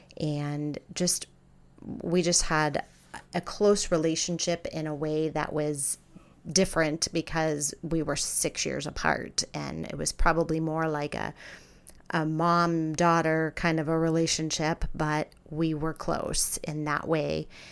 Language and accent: English; Scottsdale, Arizona, United States; also born or lived in Pittsburgh, Pennsylvania; I was born in Pittsburgh, Pennsylvania, but we moved to Scottsdale, Arizona when I was nine years old. So Arizona is where I grew up